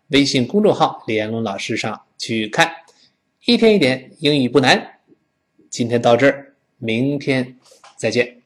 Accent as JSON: {"language": "Chinese", "country": "China", "said": "我们中国人嘛"}